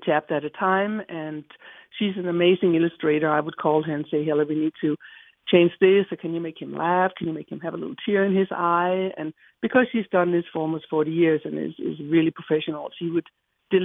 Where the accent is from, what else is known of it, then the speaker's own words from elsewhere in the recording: Denmark; moved away; I was just born and raised in Denmark